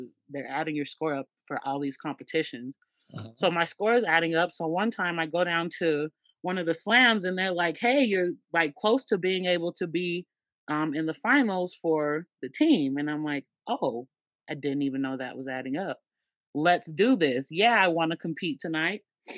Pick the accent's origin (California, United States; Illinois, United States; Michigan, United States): Illinois, United States; East St. Louis; I'm from East St. Louis. So I'm like, okay, we got to show out a little bit, y'all. These are my stomping grounds.